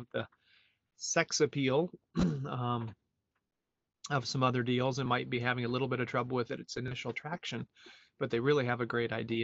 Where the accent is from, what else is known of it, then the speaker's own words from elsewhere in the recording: United States; moved away as an adult; also born or lived in Europe; I am an American who lived 20 years abroad in Europe and came back here in 2010